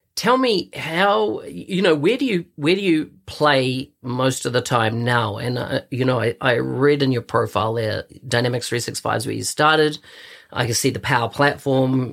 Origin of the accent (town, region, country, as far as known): New Zealand; born or raised there